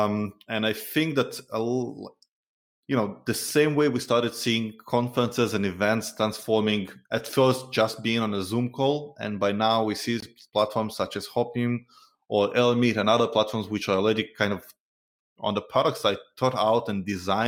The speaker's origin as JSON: {"language": "English", "town": "Tel Aviv", "region": "Tel Aviv District", "country": "Israel", "said": "I'm originally from Tel Aviv"}